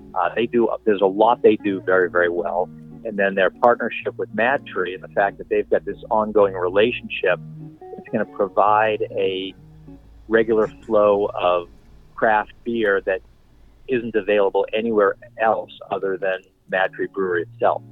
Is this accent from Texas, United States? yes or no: no; Boston, Massachusetts, United States; moved away as an adult; now in Cincinnati, United States; I'm originally from Boston. Uh, I moved to Cincinnati